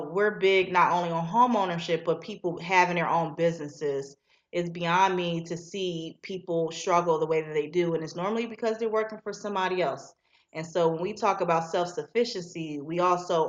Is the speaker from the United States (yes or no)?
yes; Philadelphia, Pennsylvania, United States; now in Macon, United States; I'm from Philadelphia, so I have an office there as well